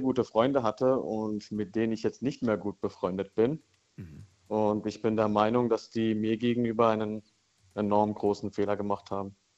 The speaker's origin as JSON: {"language": "German", "town": "Karlsruhe", "region": "Baden-Württemberg", "country": "Germany", "said": "Ich komme aus Karlsruhe"}